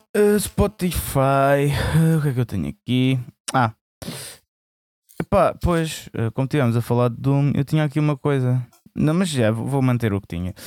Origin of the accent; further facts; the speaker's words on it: Alentejo, Portugal; eu sou alentejano